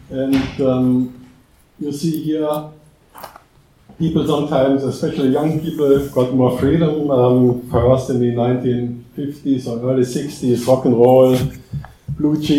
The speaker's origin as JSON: {"language": "English", "region": "Saarland", "country": "Germany", "tie": "born or raised there", "second_language": "English", "moved": "as an adult", "lives_now": "Black Forest, Germany", "said": "I grew up in a part of West Germany which has borders to Luxembourg and France. Now live in the higher part of the Black Forest."}